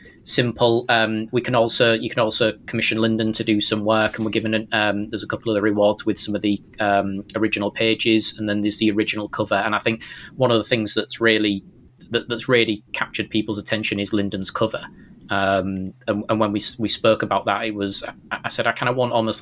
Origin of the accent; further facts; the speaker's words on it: Hull, Yorkshire and the Humber, United Kingdom; accent: strange British accent; I'm from Hull, and then well, that's the back and beyond.